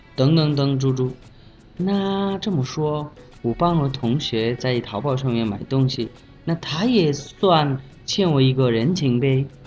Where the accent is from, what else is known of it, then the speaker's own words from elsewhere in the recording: Bangladesh; Chinese is a second language; 我是来自孟加拉国的